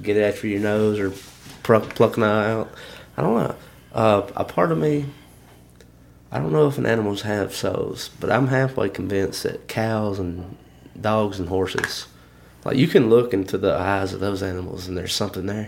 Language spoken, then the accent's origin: English; Alabama, United States; we're all from Alabama